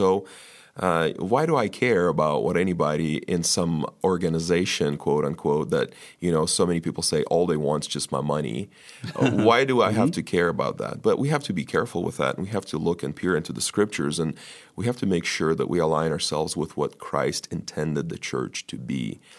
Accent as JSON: {"language": "English", "country": "United States", "tie": "born or raised there", "said": "For the church was so significant to us growing up in the United States"}